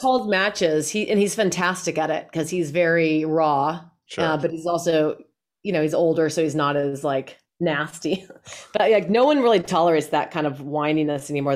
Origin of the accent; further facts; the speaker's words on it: Colorado, United States; I'm from Colorado.